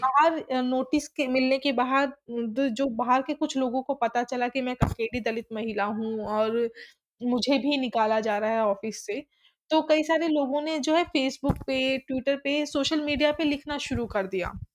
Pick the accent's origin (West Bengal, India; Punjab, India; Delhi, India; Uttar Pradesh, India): Delhi, India; मैं एक ऐसी कम्युनिटी में पड़ी पली बड़ी हूँ जो दिल्ली के अंबेडकर नगर है